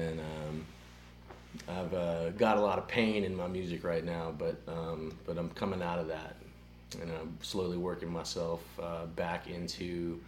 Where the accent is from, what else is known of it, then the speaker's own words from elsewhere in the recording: Florida panhandle, United States; also born or lived in Oxford, Mississippi; Originally from Oxford, Mississippi, just up the road north of here, and grew up on the panhandle of Florida. I have lived all over the country, and... at this point, have moved around a bunch in the last couple years